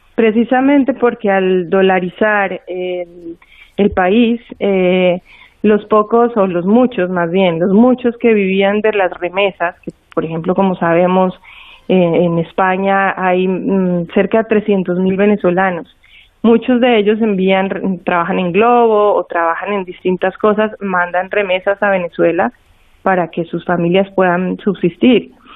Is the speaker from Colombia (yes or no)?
yes; Colombia; yo como colombiana hice estos cuatro viajes de frontera